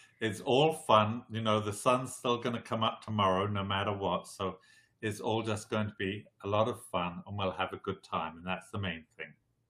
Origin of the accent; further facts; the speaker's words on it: Southern Africa, South Africa; moved away as an adult; also born or lived in England / California; now in Las Vegas, United States; I was originally born in England. I was raised in Southern Africa, and I went back to live in England when I finished school